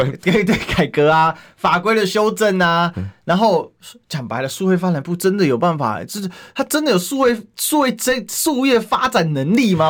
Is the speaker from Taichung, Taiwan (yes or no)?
no; Kaohsiung, Taiwan; 我是高雄人